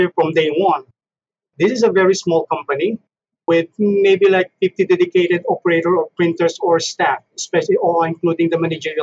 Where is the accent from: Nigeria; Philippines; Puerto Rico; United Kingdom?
Philippines; moved away as an adult; now in Canada; I'm from the Philippines. I'm a Filipino. Been moved to Canada, I guess, during 2001.